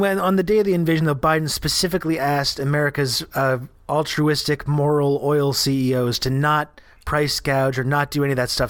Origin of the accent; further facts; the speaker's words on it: Canada; I'm Canadian